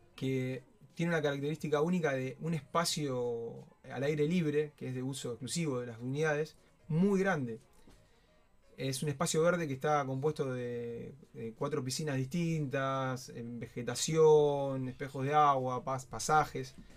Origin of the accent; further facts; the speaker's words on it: Soldini, Santa Fe, Argentina; somos una familia de Soldini